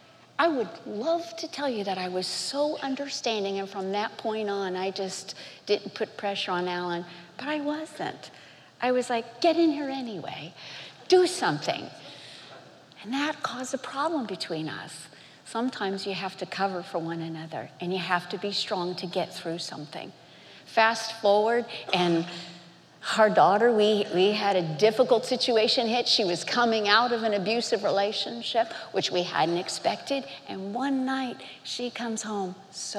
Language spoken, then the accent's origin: English; Miami, Florida, United States; growing up in Miami, Florida